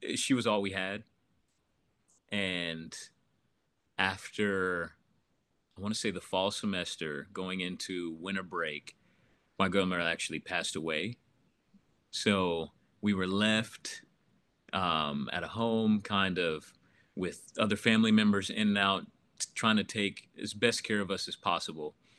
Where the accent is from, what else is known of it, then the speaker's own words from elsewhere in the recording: Oklahoma City, Oklahoma, United States; grew up in Oklahoma City pretty much my whole life